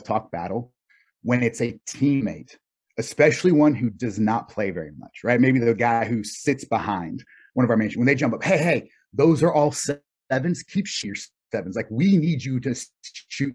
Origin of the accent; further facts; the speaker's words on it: North Carolina, United States; I grew up in North Carolina